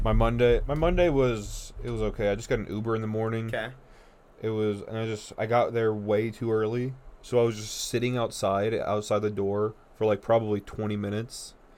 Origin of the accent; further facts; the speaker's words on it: North Dakota, United States; I'm from North Dakota